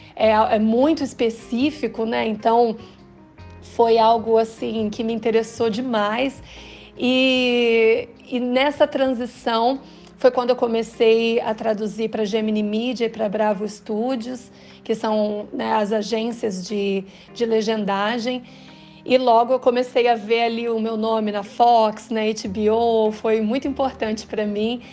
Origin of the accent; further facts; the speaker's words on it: Londrina, Paraná, Brazil; also born or lived in Vitória; Eu estava vivendo muito ali naquele meu mundo de Londrina, né? Eu sou do Paraná, é, já havia morado em Vitória antes